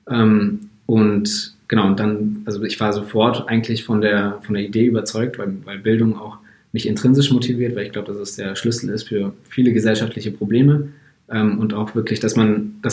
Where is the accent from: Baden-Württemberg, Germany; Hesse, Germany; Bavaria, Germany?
Bavaria, Germany; Munich; ich bin eigentlich in München aufgewachsen, also Münchner Junge. Ähm, und ganz normal Abitur gemacht hier auch.